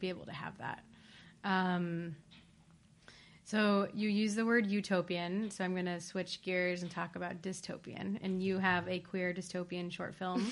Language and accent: English; Ohio, United States; I'm also from Ohio